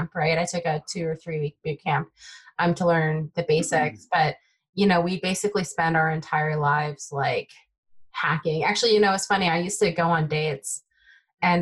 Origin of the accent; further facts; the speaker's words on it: Bay Area, Silicon Valley, California, United States; first language Taiwanese Hokkien; English is a second language; I grew up in the Bay Area, Silicon Valley